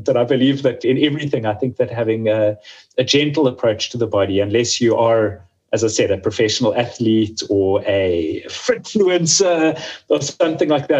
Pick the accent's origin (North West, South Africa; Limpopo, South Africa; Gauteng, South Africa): Gauteng, South Africa; Johannesburg; moved away; also born or lived in Cape Town; I grew up in Johannesburg, which is uh, the, the biggest city, like business city in South Africa